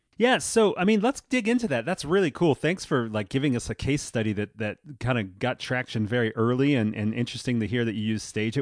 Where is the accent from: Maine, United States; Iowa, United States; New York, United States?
New York, United States; New York City; growing up in New York as a, as a musician in school